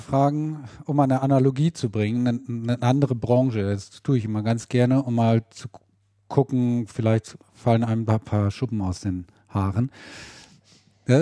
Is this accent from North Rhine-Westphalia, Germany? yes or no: yes; Ahaus, North Rhine-Westphalia, Germany; aus Ahaus, aus meiner Heimat